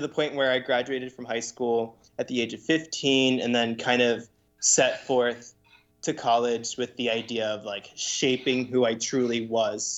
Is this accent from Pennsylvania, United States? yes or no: yes; Lancaster, Pennsylvania, United States; also born or lived in Puerto Rico; my family moved to Lancaster when I was 5 years old